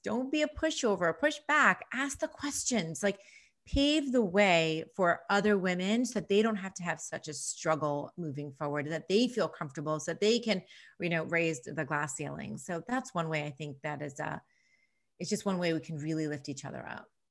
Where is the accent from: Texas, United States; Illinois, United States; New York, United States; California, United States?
New York, United States; moved away as an adult; now in Nashville, United States; being an East Coaster, being a New Yorker